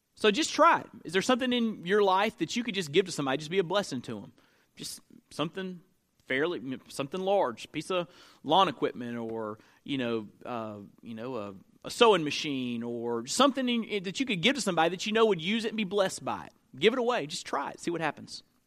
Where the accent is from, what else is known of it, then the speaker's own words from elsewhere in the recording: Perry, Florida, United States; my hometown, uh, growing up, Perry, Florida